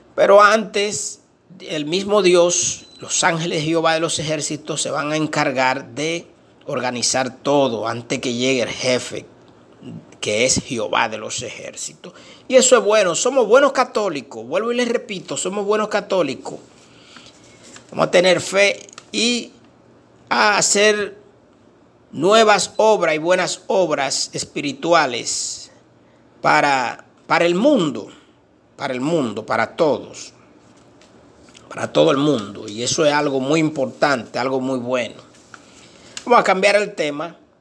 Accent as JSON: {"language": "Spanish", "country": "Dominican Republic", "said": "nuestro país, República Dominicana"}